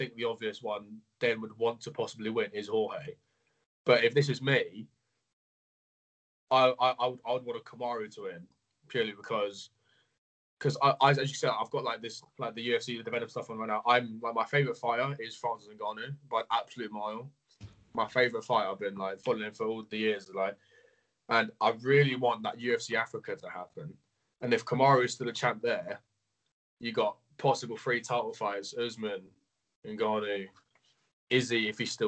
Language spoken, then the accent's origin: English; England, United Kingdom; I'm from England. So, yeah, UK.